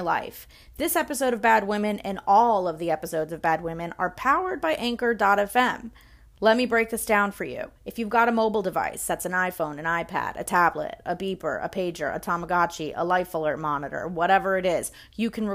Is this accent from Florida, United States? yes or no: yes; Miami, Florida, United States; we're also both from Miami too, so we have that 305 connection as well